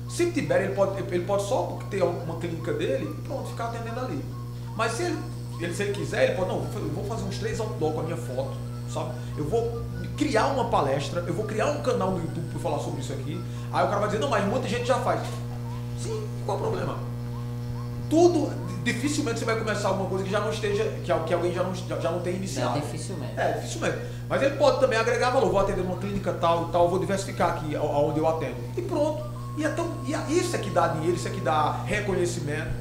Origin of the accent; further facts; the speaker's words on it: Crato, Ceará, Brazil; eu nasci no Crato